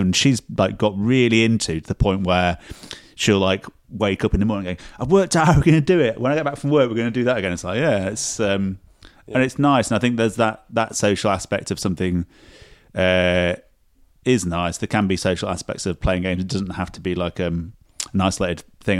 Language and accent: English; Sheffield, Yorkshire and the Humber, United Kingdom; moved away; I'm from Sheffield originally